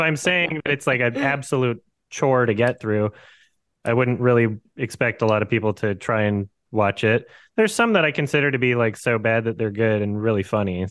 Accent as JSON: {"language": "English", "country": "Canada", "moved": "as an adult", "lives_now": "Georgia, United States", "said": "I am from Canada."}